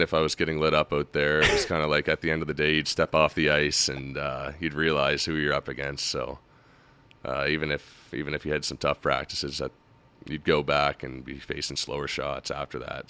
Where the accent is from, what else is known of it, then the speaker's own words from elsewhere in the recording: Halifax, Nova Scotia, Canada; I grew up in the North End, Halifax.